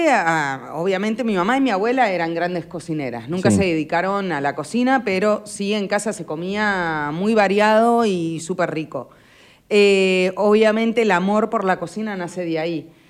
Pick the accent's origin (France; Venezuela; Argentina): Argentina; Buenos Aires; now in Necochea, Argentina; yo soy eh, de Buenos Aires. Mi mamá es necochense.